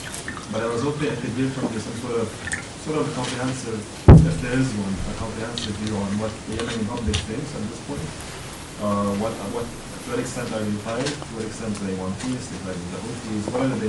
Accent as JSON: {"language": "English", "country": "Lebanon", "said": "I'm from Lebanon"}